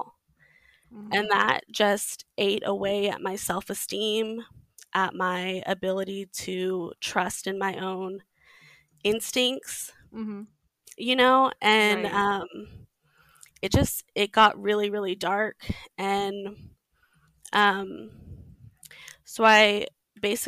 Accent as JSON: {"language": "English", "region": "Texas", "country": "United States", "tie": "born or raised there", "said": "I grew up in Texas in the Mormon church"}